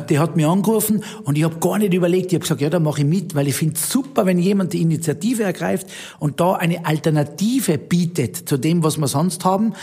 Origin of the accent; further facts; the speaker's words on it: Zillertal, Tyrol, Austria; accent: Tyrolean dialect; moved away as an adult; now in Zug, Switzerland; meine Heimat Tirol und Stillerdal